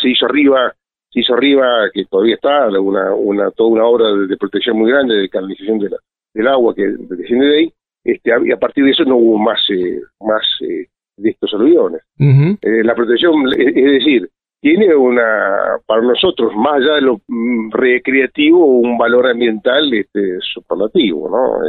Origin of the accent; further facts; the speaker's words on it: Esquel, Chubut, Argentina; soy nacido acá en Esquel